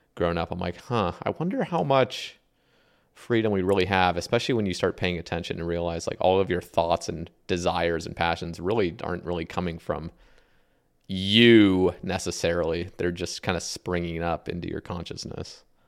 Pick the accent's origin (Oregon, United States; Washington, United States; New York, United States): Oregon, United States; also born or lived in Alabama; I moved from Alabama to Ore-, back to Oregon. I grew up in Oregon, and it's very liberal here